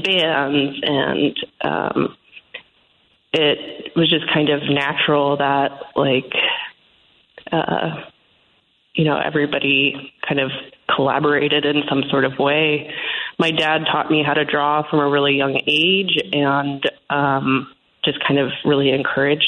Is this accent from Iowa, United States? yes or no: no; Portland, Oregon, United States; I grew up in Portland, Oregon.